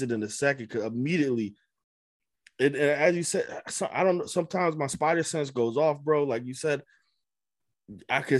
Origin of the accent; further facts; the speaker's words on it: Amherst, Massachusetts, United States; moved away as an adult; also born or lived in Boston; when I was moving away from Amherst, from my hometown